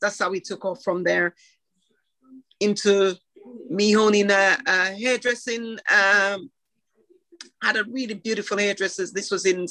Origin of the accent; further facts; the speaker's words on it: Jamaica; now in United Kingdom; I grew up in Jamaica, then left Jamaica, came here